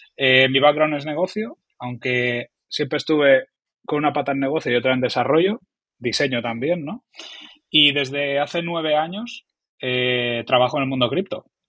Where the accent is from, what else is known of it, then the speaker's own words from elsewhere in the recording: Oviedo, Asturias, Spain; soy un humilde trabajador del mundo digital eh, de, que viene de Asturias, de Oviedo